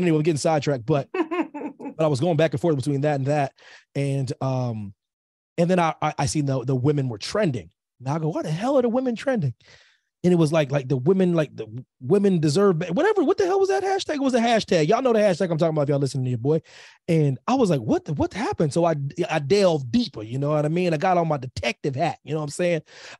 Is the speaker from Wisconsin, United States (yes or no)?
no; Pennsylvania, United States; Pennsylvania is my home state, military kid and whatnot, but Pennsylvania is my home for various reasons, family ties